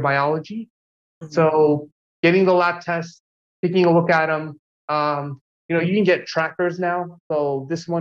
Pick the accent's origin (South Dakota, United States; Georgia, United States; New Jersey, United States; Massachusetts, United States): New Jersey, United States; Jersey City; moved away as an adult; also born or lived in New York; now in Los Angeles, United States; I grew up in Jersey City in New Jersey